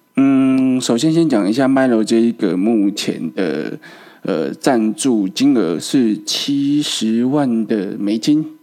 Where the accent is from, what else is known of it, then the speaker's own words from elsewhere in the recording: Taiwan; 我们台湾人